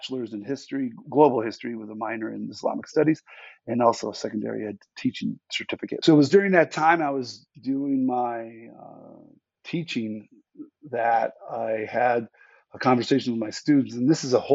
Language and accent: English; Western New York, United States; also born or lived in Alaska; my hometown of Western New York